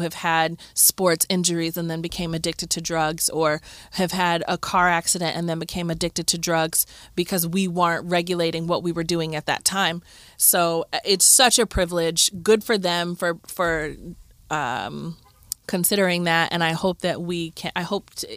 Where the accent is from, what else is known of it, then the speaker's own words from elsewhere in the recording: Cleveland, Ohio, United States; I grew up in Cleveland